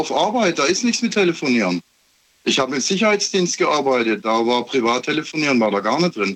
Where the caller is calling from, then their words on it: Heilbronn, Baden-Württemberg, Germany; ich komme aus Heilbronn.